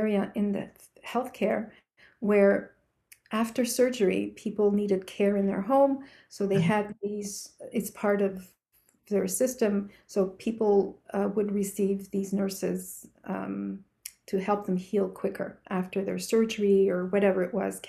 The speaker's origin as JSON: {"language": "English", "country": "Canada", "said": "I'm from Canada"}